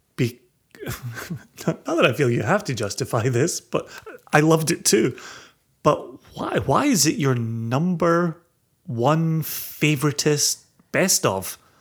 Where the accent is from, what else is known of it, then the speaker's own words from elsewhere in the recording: Ayrshire, Scotland, United Kingdom; growing up in Ayrshire